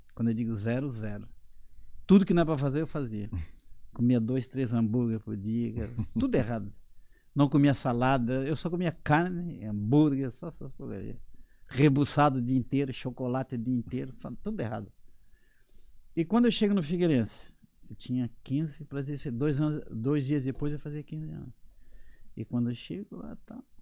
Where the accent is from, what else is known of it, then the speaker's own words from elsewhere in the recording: Siderópolis, Santa Catarina, Brazil; moved away as an adult; now in Portugal; a minha vida começa em Siderópolis, de onde eu sou natural.